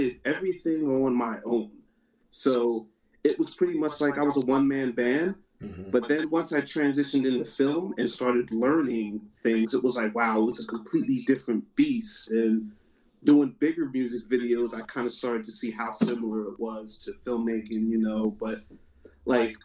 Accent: New Jersey, United States; I'm born and raised in South Jersey

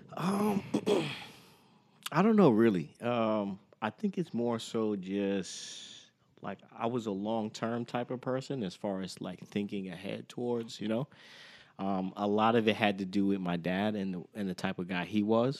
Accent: Teaneck, New Jersey, United States; also born or lived in Brooklyn, New York; I was born in Brooklyn. Okay. I, I wasn't there that long. All right. Then we moved to Teaneck

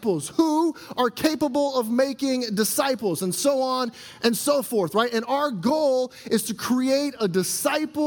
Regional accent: a suburb just south of Chicago, Illinois, United States; now in Elk Grove, United States; I grew up in the Midwest in a suburb just south of Chicago

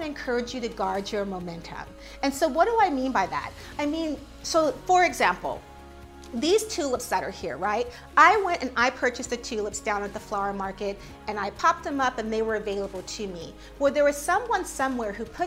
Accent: San Diego, California, United States; now in New York, United States; I come from San Diego

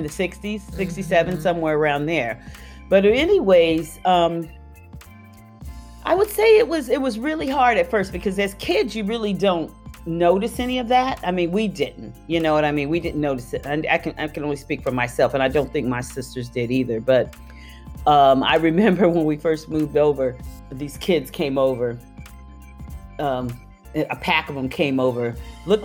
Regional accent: Tucson, Arizona, United States; now in San Diego, United States; I'm originally from Tucson, Arizona. I was born and raised there.

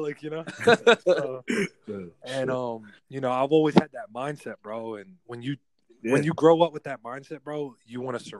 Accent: New Jersey, United States; also born or lived in California; now in Texas, United States; being from the East Coast, like growing up in Jersey, and then like, you know, transitioning out to Cali, and now I'm here. Like, you know, I've gone from East West to like Midwest.

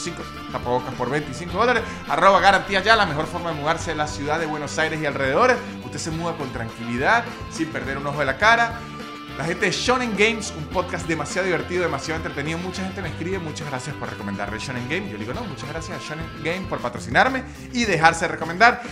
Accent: Venezuela; como venezolano

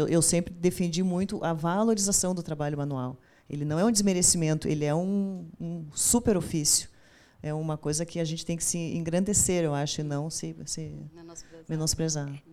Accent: Cachoeira do Sul, Rio Grande do Sul, Brazil; moved away as an adult; now in Porto Alegre, Brazil; eu sou de Cachoeira do Sul, moro em Porto Alegre há 12 anos

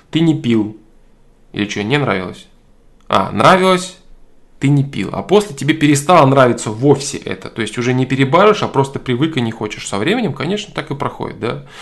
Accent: Russia; Я вырос в России, это моя родина, и я понимаю, что я никогда не стану немцем, американцем и так далее. Но действительно ли я русский? Я сам бурят по национальности, но буряты это русские.

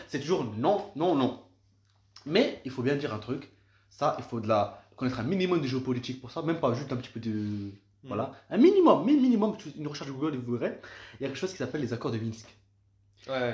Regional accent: France; moi, en tant que Français

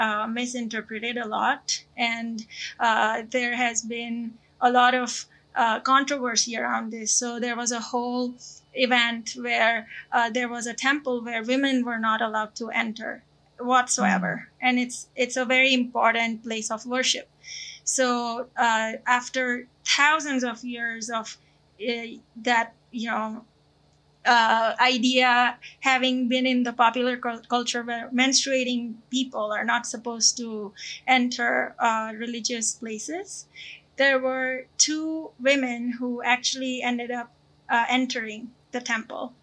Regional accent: India; moved away; I come from India

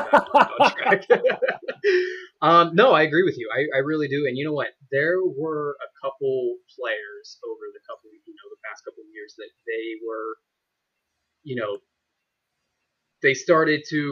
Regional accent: Pittsburgh, Pennsylvania, United States; we're all from Pittsburgh

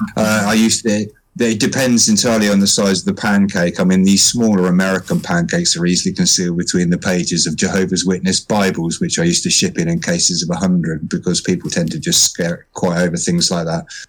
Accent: United Kingdom; I am a Brit.

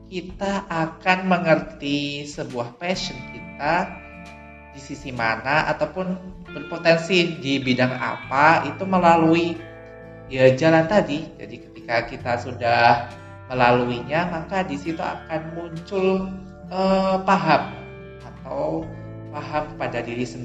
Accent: Banyuwangi, East Java, Indonesia; now in Yogyakarta, Indonesia; Kalau asli aku sendiri itu berasal dari Banyuwangi. Ada tahu Banyuwangi nggak?

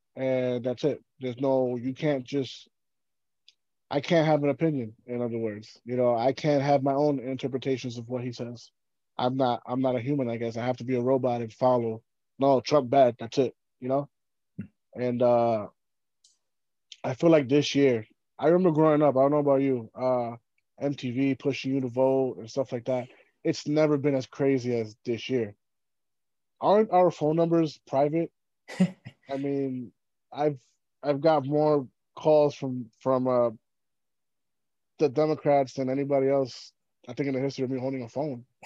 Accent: New York City, New York, United States; growing up in New York City

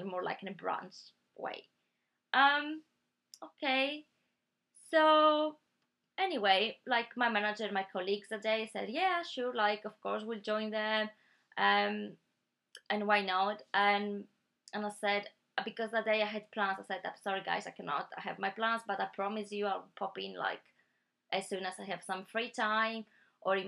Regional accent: Greece; now in United Kingdom; I'm from Greece

